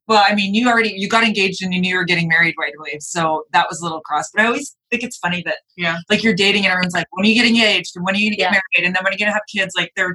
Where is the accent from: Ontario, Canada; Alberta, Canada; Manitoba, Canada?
Alberta, Canada; Edmonton; moved away; I grew up in Edmonton